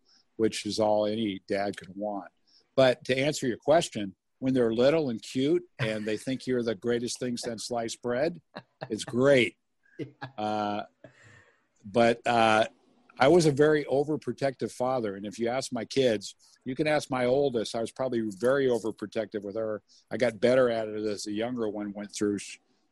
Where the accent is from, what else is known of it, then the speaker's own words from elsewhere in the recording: Hawthorne, California, United States; also born or lived in Inland Empire, California; I was born and raised in Southern California. Been here my entire life. I grew up in the South Bay area in Hawthorne